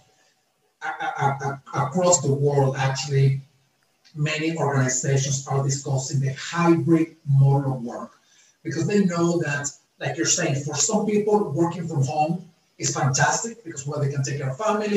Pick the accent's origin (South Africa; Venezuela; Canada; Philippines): Venezuela; now in United States; I'm originally from Venezuela. I live in the United States